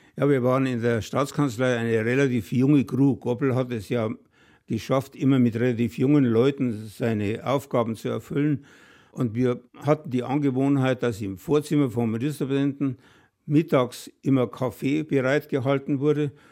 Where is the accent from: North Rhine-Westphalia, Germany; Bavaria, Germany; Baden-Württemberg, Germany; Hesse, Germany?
Bavaria, Germany; bei uns in Bayern